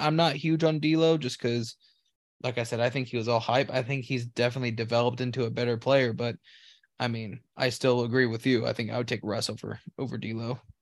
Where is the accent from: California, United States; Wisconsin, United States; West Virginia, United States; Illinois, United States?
California, United States; moved away; I'm from California too. I used to work for P G and E.